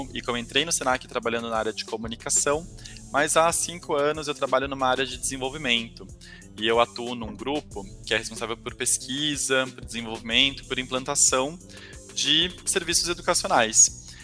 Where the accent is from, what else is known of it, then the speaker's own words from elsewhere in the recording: Taubaté, São Paulo, Brazil; eu sou do interior de São Paulo, eu sou de Taubaté